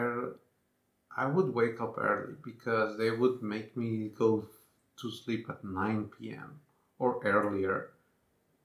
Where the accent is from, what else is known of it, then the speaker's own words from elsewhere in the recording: Mexico City, Mexico; now in Prague, Czech Republic; Mexico. I was born in Mexico City.